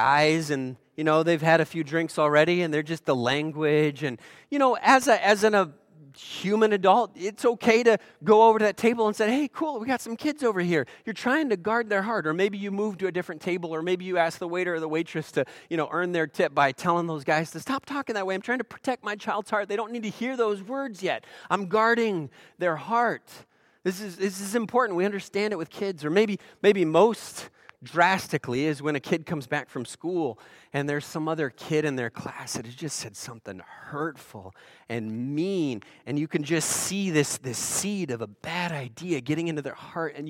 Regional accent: Eugene, Oregon, United States; So most of you know I'm from Oregon, Eugene, Oregon, and Oregon, of course, was the end of the Oregon Trail.

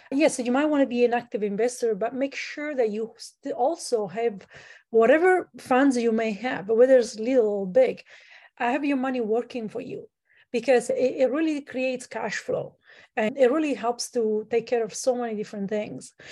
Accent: Italy; now in Canada; I'm from Italy. I grew up in Italy

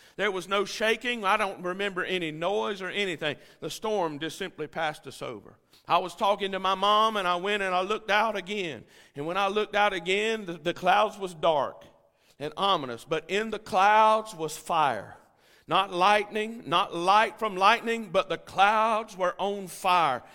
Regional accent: United States; I'm a tourist from America

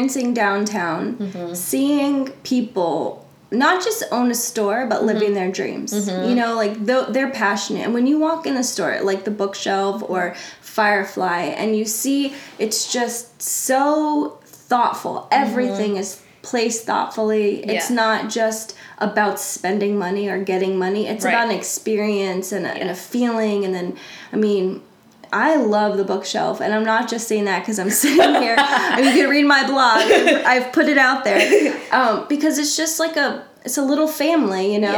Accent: the South, United States; moved away as an adult; also born or lived in Boston, Massachusetts; I'm a Southerner

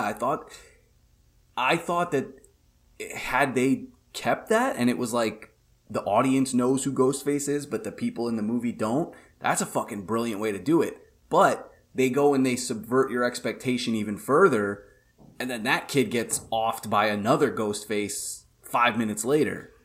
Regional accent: New York, United States; being a New Yorker

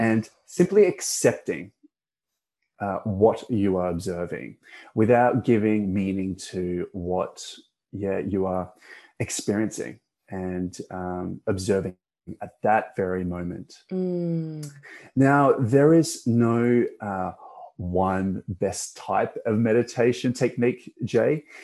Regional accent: Perth, Western Australia, Australia; also born or lived in Malaysia; My family migrated to uh, Perth, Western Australia in 1991, which mm-hmm. is where I grew up

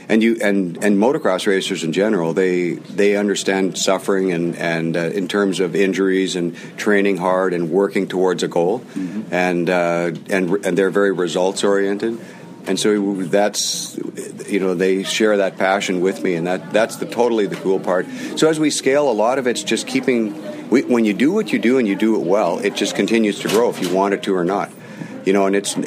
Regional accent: Canada

